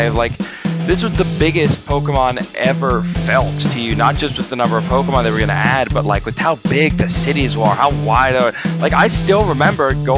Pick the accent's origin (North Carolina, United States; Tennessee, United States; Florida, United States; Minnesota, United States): Florida, United States; I'm a guy from Florida